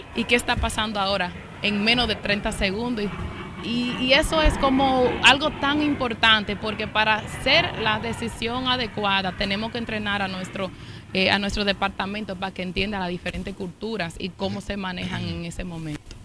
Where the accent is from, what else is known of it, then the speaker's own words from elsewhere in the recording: New York, United States; also born or lived in Santiago, Dominican Republic; yo me crié y aquí en los Estados Unidos, en Washington High, donde estamos ahora, me pasé todos los veranos en Santiago